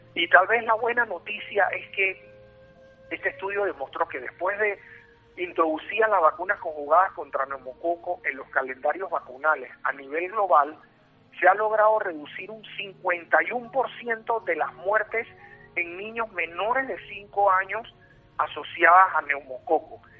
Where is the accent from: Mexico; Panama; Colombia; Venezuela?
Panama; soy panameño y radico aquí en Panamá